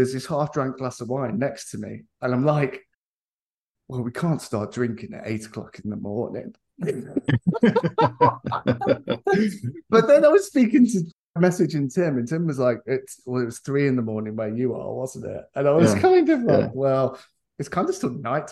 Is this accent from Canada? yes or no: no; England, United Kingdom; as an Englishman